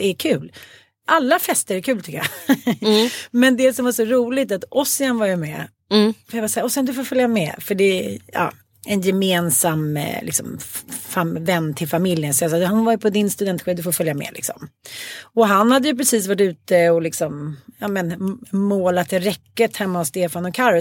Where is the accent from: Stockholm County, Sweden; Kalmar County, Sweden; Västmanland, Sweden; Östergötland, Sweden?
Stockholm County, Sweden; Stockholm; Jag kommer ju från Farsta